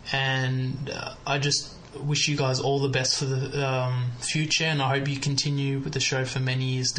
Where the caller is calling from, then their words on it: Melbourne, Victoria, Australia; I'm from Melbourne, Australia